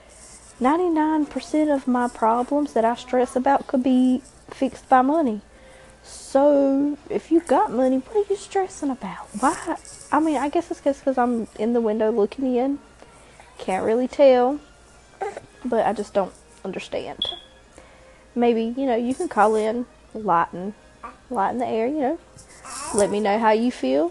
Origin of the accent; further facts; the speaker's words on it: Robeson County, North Carolina, United States; We're from Robeson County in North Carolina, one of the poorest counties in North Carolina